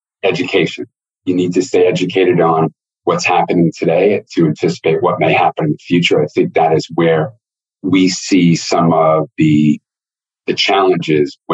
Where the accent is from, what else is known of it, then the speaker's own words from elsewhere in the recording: Northeast, United States; I'm from the Northeast